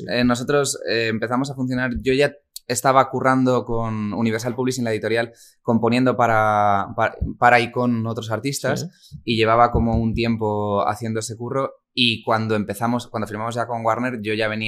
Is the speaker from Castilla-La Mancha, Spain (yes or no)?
yes; Toledo, Castilla-La Mancha, Spain; venimos de Toledo.